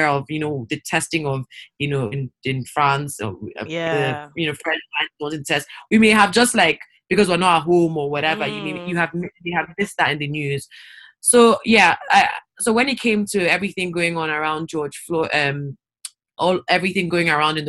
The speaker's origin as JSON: {"language": "English", "country": "Nigeria", "said": "I'm African. I'm Nigerian. I'm not from the Caribbean"}